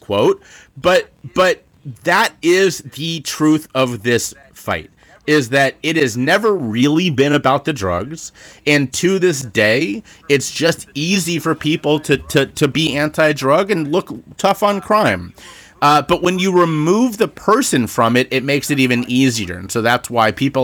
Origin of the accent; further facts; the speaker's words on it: Cincinnati, Ohio, United States; also born or lived in Charleston, South Carolina; now in Philadelphia, United States; I grew up in Cincinnati, Ohio, and my hometown